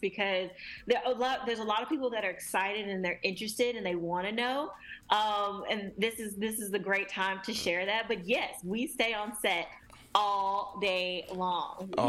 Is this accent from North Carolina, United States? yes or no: yes; Charlotte, North Carolina, United States; also born or lived in New York; I am originally from Charlotte, North Carolina